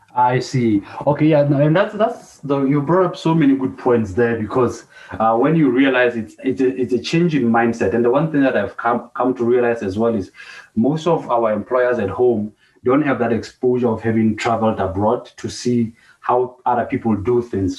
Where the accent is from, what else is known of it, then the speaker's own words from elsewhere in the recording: Lesotho; moved away; born and bred in Lesotho, but left